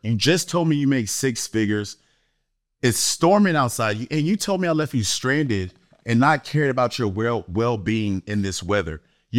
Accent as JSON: {"language": "English", "region": "East Coast", "country": "United States", "tie": "born or raised there", "said": "Because this person grew up on the West Coast and I grew up on the East Coast."}